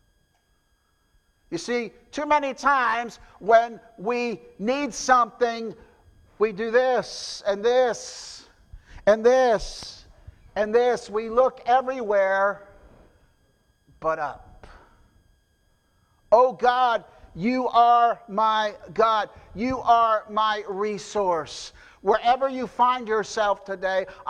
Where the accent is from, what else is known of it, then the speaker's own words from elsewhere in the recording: New Jersey, United States; moved away; I'm from New Jersey